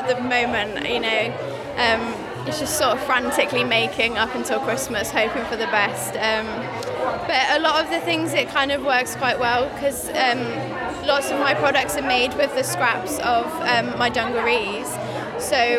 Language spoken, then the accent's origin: English; Shropshire, West Midlands, United Kingdom; I'm an artist and designer from Shropshire